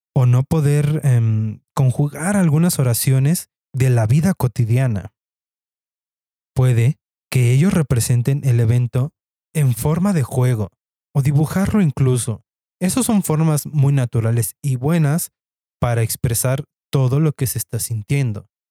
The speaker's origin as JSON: {"language": "Spanish", "country": "Mexico", "said": "como buenos mexicanos"}